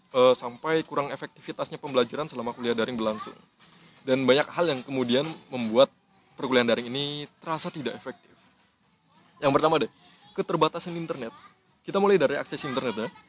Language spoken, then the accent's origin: Indonesian; Tangerang, Banten, Indonesia; moved away as an adult; also born or lived in Yogyakarta; gue asli Tangerang juga